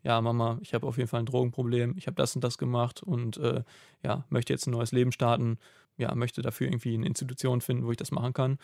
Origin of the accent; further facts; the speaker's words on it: Germany; als Deutscher